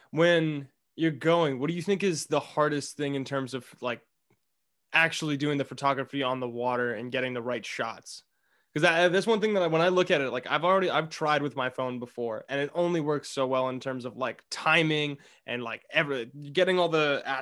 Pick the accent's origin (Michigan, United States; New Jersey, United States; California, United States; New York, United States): California, United States; I'm this from Southern like, California.